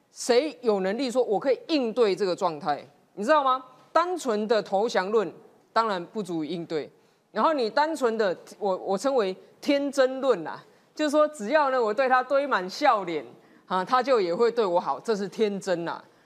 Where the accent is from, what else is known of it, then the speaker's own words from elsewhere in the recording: Taiwan; 我们台湾人还可以站着，不用跪着